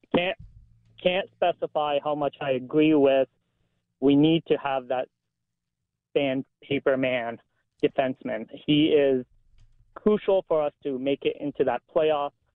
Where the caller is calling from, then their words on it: Windsor, Ontario, Canada; I'm calling from Little Windsor here.